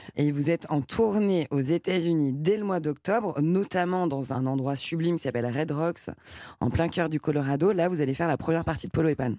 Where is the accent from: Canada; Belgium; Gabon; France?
France; à Paris, chez nous, en France.